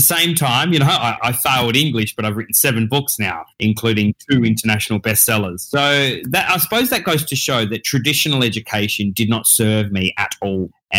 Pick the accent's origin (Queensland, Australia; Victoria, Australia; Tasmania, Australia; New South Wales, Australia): Tasmania, Australia; also born or lived in Perth; I was then brought up down there in Tasmania, which is the little island under mainland Australia